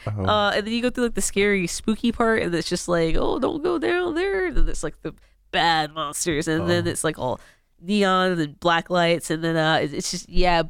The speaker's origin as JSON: {"language": "English", "region": "the South", "country": "United States", "said": "We're from the South."}